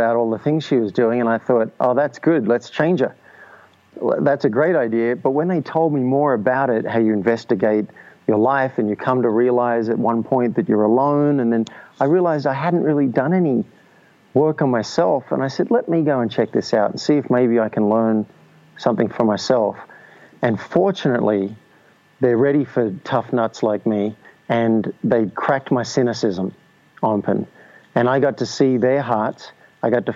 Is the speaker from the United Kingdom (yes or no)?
no; Australia; moved away as an adult; also born or lived in New York; I'm from Australia